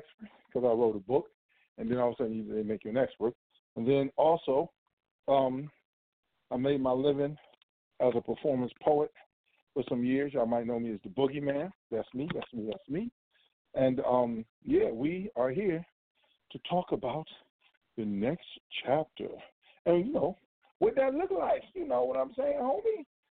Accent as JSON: {"language": "English", "town": "Cleveland", "region": "Ohio", "country": "United States", "also_born_or_lived": "Chicago / Washington DC / New York", "said": "I hail from Cleveland by way of Chi-Town, by way of Chocolate City, by way of many boroughs, Brooklyn, Queens, Harlem."}